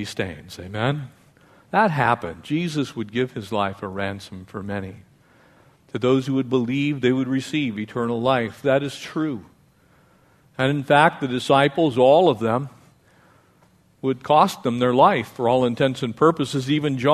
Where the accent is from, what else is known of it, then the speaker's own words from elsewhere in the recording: Escondido, California, United States; I grew up in a little town in North San Diego County. I was born in Escondido.